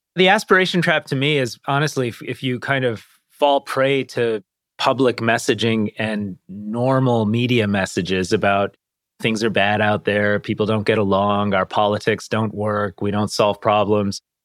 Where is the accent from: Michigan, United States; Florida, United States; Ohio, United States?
Michigan, United States; Detroit; we grew up around Detroit. And I was raised in a pretty tight knit Indian American immigrant community.